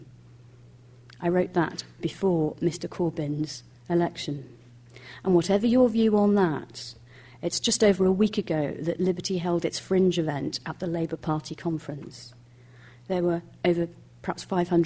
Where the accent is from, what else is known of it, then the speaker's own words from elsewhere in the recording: Scotland, United Kingdom; my fellow countrywoman